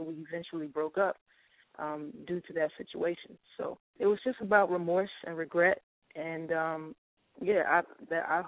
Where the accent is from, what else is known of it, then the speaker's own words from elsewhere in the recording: Petersburg, Virginia, United States; now in Atlanta, United States; I'm from Petersburg, Virginia, which is a super small town